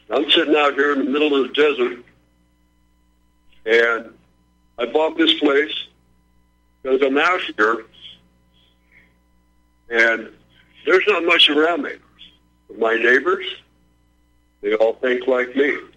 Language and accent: English; California, United States; Now, I grew up in California. I went to school in California